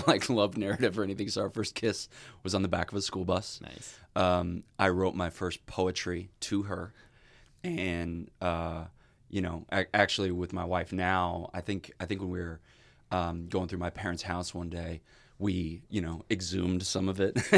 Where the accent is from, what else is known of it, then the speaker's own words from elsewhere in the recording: Illinois, United States; I'm from Illinois